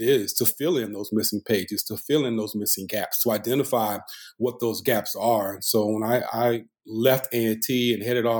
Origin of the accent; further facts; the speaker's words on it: Winston-Salem, North Carolina, United States; born and raised in Winston-Salem, North Carolina.